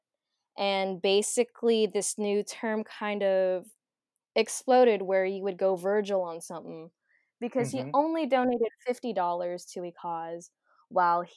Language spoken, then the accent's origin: English; United States; accent: American; my American ass accent